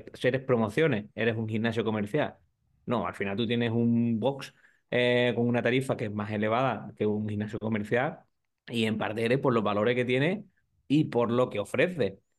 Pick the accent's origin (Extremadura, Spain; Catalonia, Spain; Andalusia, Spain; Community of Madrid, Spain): Andalusia, Spain; San Fernando; yo trabajamos con un box en San Fernando, que yo soy de allí, de Cádiz, y lo quiero con todo mi alma y todo mi corazón, a The Island Box.